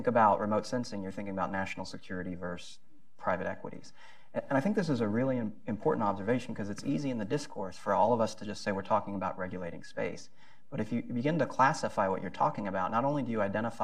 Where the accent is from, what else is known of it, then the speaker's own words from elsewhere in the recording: United States; I'm an American